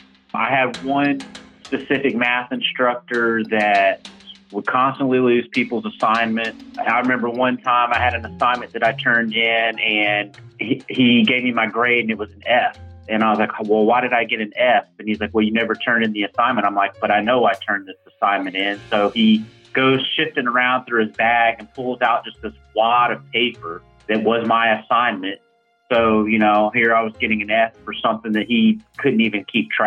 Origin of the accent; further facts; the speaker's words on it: St. Louis, Missouri, United States; now in Texas, United States; So I'm from St. Louis, Missouri. I was the first college grad in the family.